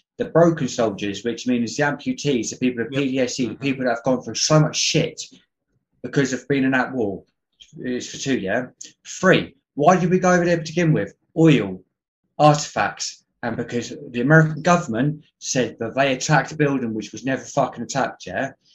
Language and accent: English; England, United Kingdom; I'm English